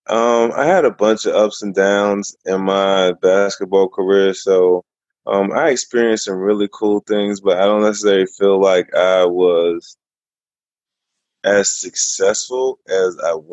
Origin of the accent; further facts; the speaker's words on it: Germany; born there; Um, I was born in Germany. Both my parents are were in the army, and so I moved a bunch because of that.